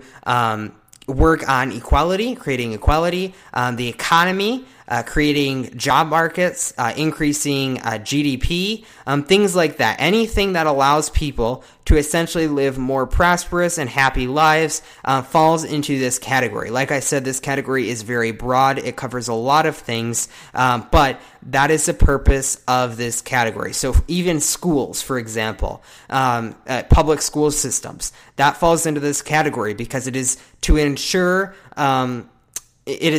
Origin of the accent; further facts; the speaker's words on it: United States; we, as American citizens